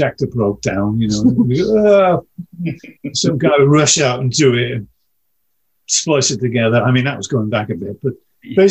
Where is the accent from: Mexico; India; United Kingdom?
United Kingdom; we're British